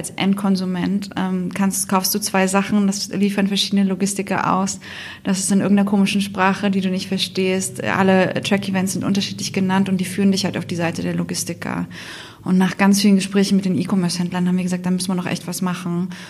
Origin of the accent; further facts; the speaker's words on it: Berlin, Germany; now in Asia; Ich bin ursprünglich aus Berlin, ähm, und bin die Gründerin von Passeperform ähm, und sitze damit äh, in Asien